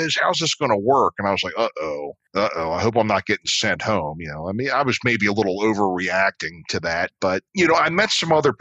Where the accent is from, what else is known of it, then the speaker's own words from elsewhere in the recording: Dundalk, Maryland, United States; I grew up in Dundalk, a suburb outside.